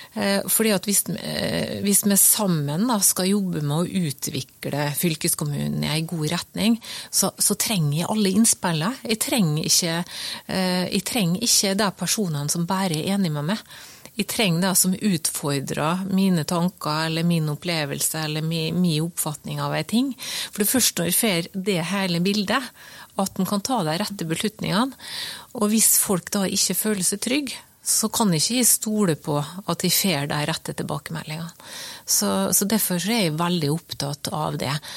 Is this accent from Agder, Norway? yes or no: no; Skåla peninsula, Møre og Romsdal, Norway; Jeg vokste opp på Skålhalvøya, og i min oppvekst så var det, jo, eh, var det jo buss, og så var det ferge over Fannefjorden, og så var det buss inn til Molde.